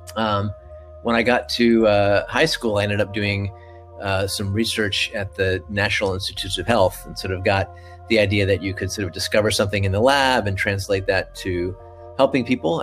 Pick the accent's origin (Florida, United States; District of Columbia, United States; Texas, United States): District of Columbia, United States; Washington; I grew up in the Washington D.C. area, so I could go to the Air and Space Museum uh, almost every week